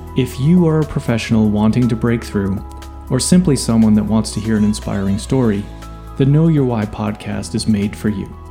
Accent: Boston, Massachusetts, United States; I'm from Boston, so I'm a, I'm a northeaster myself

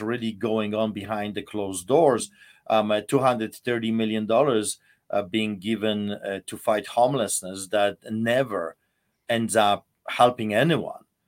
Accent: Poland; moved away as an adult; now in Alberta, Canada; I lived in Poland, and I, I grew up in Poland

